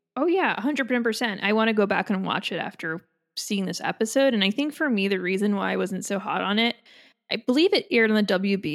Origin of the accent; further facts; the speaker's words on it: Ireland; as an Irish person